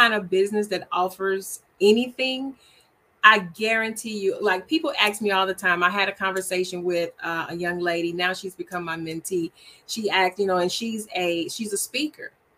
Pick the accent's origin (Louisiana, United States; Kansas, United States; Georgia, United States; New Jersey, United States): Louisiana, United States; Shreveport; moved away as an adult; now in Texas, United States; Shreveport, Louisiana, which is my hometown